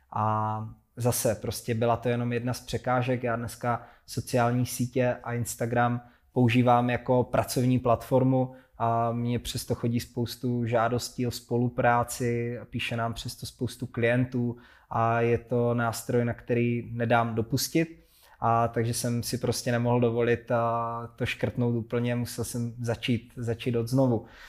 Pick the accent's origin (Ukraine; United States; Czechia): Czechia; Hranice, Olomouc Region; ve městě v Hranicích na Moravě, odkud pocházím